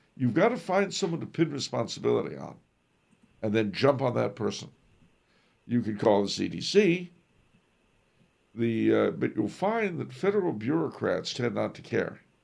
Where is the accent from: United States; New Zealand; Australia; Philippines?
United States